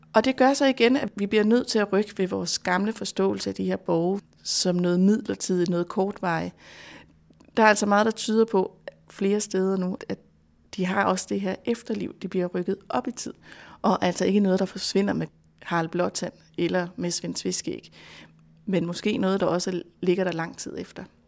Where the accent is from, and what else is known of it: Denmark